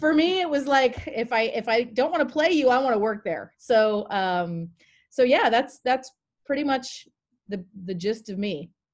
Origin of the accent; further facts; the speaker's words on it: Maine, United States; moved away as an adult; also born or lived in Carlsbad, California; I'm originally from Maine. That's where I grew up